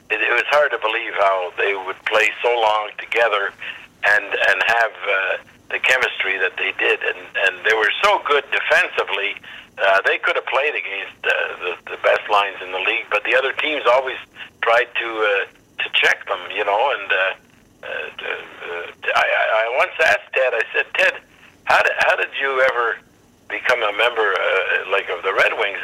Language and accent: English; Montreal, Quebec, Canada; moved away; I grew up in Montreal, and my father would get the Boston Bruins games